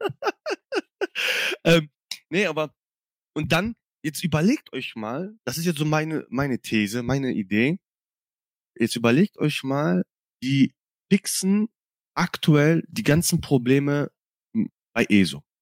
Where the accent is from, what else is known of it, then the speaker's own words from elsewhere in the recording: Cologne, North Rhine-Westphalia, Germany; ich komme ja aus Köln